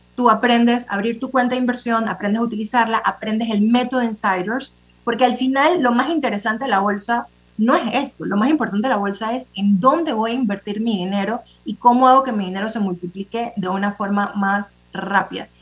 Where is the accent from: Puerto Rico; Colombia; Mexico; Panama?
Panama; como panameños